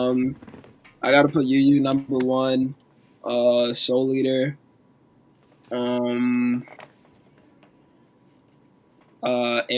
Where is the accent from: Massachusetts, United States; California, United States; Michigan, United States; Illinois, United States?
Massachusetts, United States; Boston; I'm from Boston, Massachusetts. Born and raised